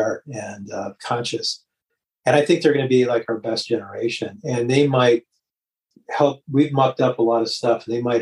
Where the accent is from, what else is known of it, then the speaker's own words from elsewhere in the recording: Detroit, Michigan, United States; I grew up in Detroit